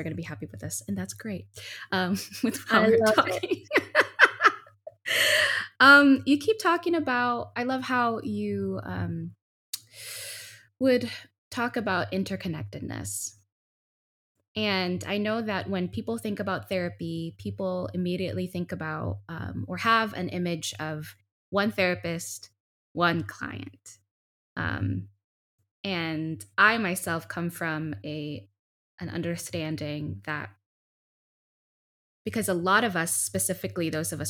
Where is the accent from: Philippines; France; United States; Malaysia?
Philippines; I'm a Filipina. I come from these particularities